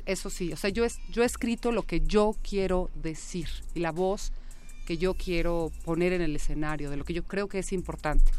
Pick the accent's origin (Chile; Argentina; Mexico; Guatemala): Mexico; yo siendo mexicana, clase media